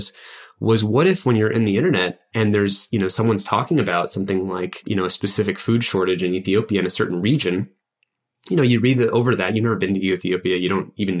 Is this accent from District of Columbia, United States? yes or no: no; Santa Rosa, California, United States; I actually moved into my family home that I grew up in Santa Rosa, which is in Sonoma County.